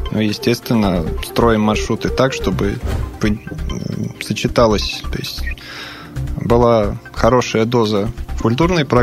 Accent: Serbia; Russian is a second language; now in Russia; Из Сербии, да. но живу в России очень давно, поэтому Россию считаю своей второй родиной.

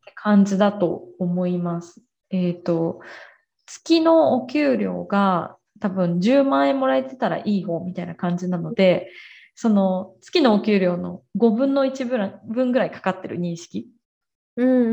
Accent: Japan; now in Brazil; 私たちもやっぱその文化圏で育ってきてる

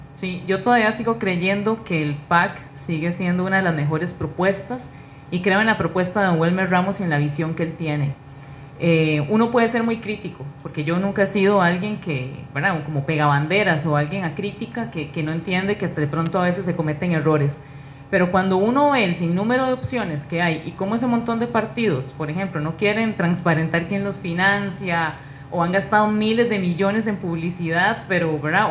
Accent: Naranjo, Alajuela, Costa Rica; es una naranjeña, eh, soy vecina de San Juan de Naranjo

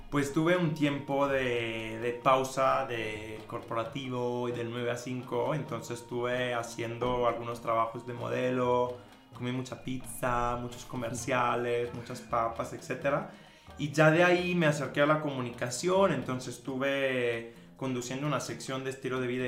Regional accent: Mexico; O sea, soy mexicano, ya. No, bro. Estudié en la Universidad de las Américas Puebla

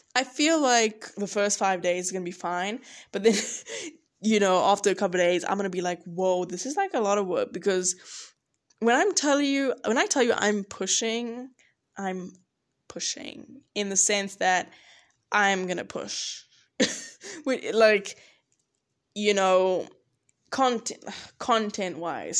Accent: George, Western Cape, South Africa; now in Boone, United States; where I'm from, I'm from George, if you don't know, love George, and it's on the coast

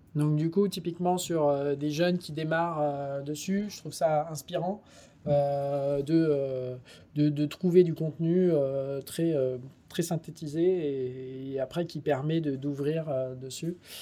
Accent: France; en tant que bon français

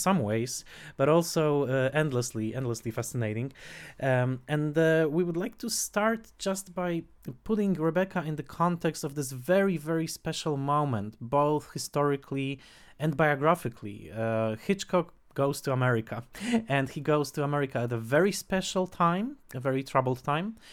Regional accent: Tarnowskie Góry, Silesian Voivodeship, Poland; English is a second language; near my hometown, Notranskie Góry

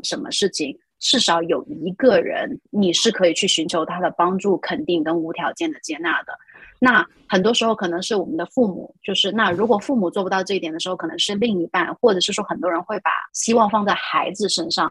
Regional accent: China; 我们中国人的文化

